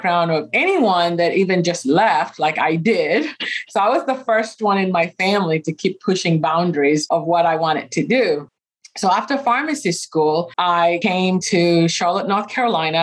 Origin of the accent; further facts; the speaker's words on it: Kenya; moved away as an adult; now in United States; I was born and raised in Kenya